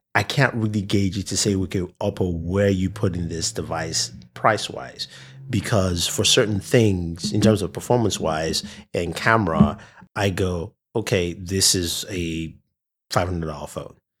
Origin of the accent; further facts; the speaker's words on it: Nigeria; I'm from Nigeria